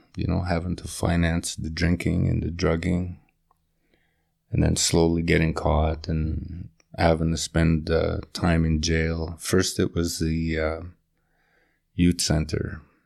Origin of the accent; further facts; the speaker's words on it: Pine River, Manitoba, Canada; moved away; also born or lived in Alberta; my hometown of Pine River.